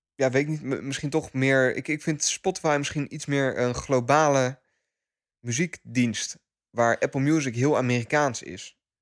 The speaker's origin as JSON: {"language": "Dutch", "country": "Netherlands", "said": "als Nederlanders"}